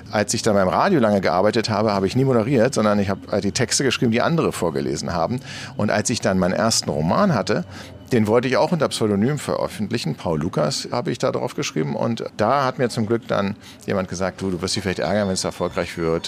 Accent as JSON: {"language": "German", "region": "Berlin", "country": "Germany", "tie": "born or raised there", "said": "ich bin in Eichkamp groß geworden"}